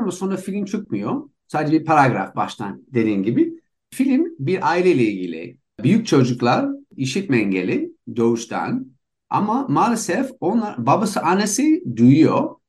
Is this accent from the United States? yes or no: yes; United States; Turkish is a second language; moved away as an adult; also born or lived in Istanbul, Turkey; now in Barcelona, Spain; İkimiz Amerikalıyız.